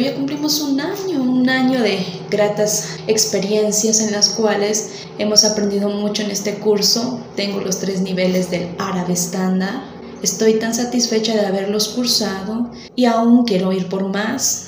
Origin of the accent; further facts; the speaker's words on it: Mexico; soy mexicana y soy estudiante de la lengua árabe